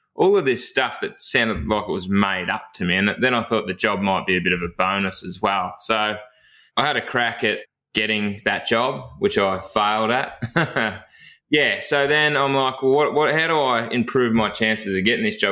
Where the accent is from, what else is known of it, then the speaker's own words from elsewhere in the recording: Chewton, Victoria, Australia; I actually grew up in a, a, town called Chewton, which is about eight kilometres from Castlemaine